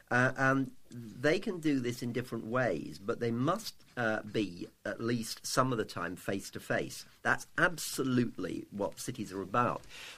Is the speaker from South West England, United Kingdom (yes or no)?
no; London, United Kingdom; Well, I actually